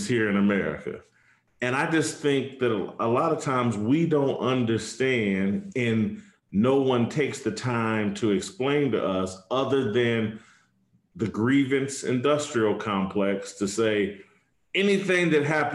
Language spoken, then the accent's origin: English; Indianapolis, Indiana, United States; my hometown, in Indianapolis